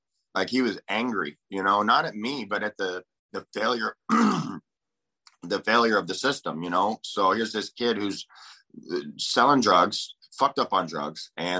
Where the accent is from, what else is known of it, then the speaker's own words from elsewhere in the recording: Aberdeen, Washington, United States; Aberdeen, Washington.